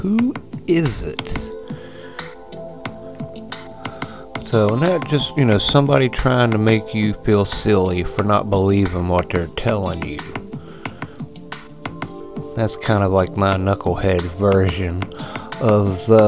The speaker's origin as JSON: {"language": "English", "country": "United States"}